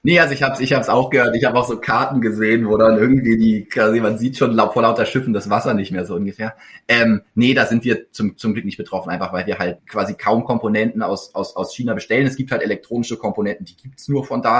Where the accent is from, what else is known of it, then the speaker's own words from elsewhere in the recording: Berlin, Germany; moved away as an adult; also born or lived in Hamburg / Karlsruhe; in Hamburg geboren, aber so früh nach Berlin gezogen, dass ich es gar nicht mehr weiß. Ähm, und dann in Berlin aufgewachsen bis zum Abi